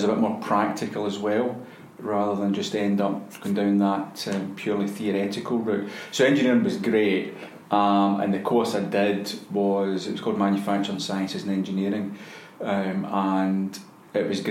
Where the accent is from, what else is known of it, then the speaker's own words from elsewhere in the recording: Glasgow, Scotland, United Kingdom; also born or lived in Helensburgh; I was born in Helensburgh when my parents were living at the time, but we moved back to Glasgow when I was young, about four, I think. And we're in Springburn